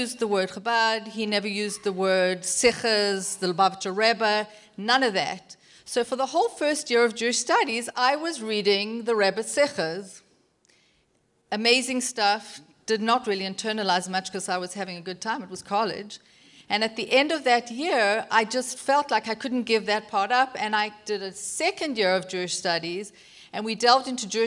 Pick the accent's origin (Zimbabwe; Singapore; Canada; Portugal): Zimbabwe; Bulawayo; moved away; also born or lived in Durban, South Africa / Houston, United States; born in Bulawayo, Zimbabwe, long before you.